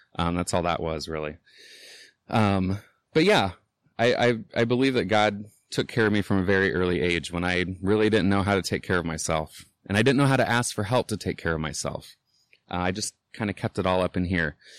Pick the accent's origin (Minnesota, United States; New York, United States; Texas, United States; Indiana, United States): Indiana, United States; Indianapolis; I'm from Indianapolis, born and raised. Um, I grew up on the South Side